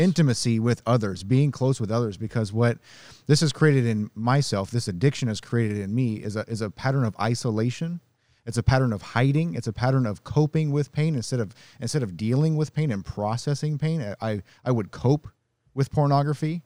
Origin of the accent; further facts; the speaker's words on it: Nebraska, United States; I grew up in Nebraska